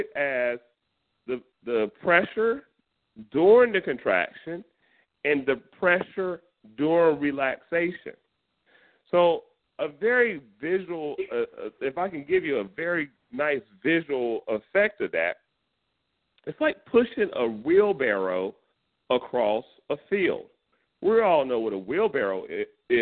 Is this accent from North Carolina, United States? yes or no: yes; North Carolina, United States; I'm from North Carolina, and I'm from the country